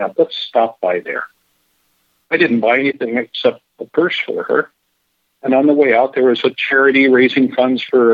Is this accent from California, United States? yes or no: yes; Carmel Valley, California, United States; moved away as an adult; also born or lived in Monterey, California / Coachella, California; now in Florida, United States; I say I was in Monterey, but during the week I was in Carmel Valley